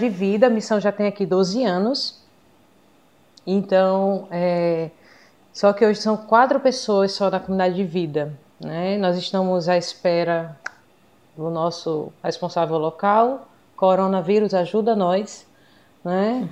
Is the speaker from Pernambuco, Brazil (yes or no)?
yes; Recife, Pernambuco, Brazil; moved away as an adult; now in Braga, Portugal; Sou natural de Recife Porém, já estou aqui em Braga